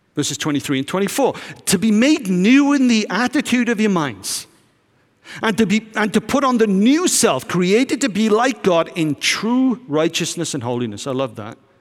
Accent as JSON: {"language": "English", "country": "United Kingdom", "said": "I'm from Britain"}